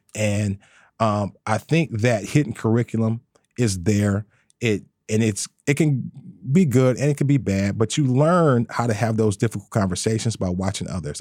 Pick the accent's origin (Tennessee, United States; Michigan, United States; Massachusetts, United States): Michigan, United States; Detroit; I'm born and raised in Detroit